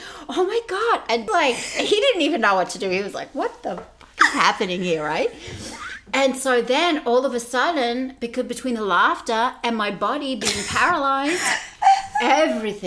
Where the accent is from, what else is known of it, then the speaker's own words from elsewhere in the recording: Australia; moved away as an adult; now in United States; growing up in Australia